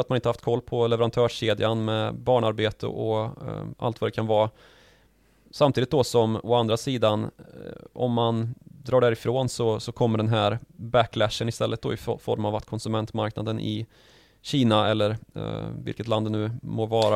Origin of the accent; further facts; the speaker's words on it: Sweden; som svenskar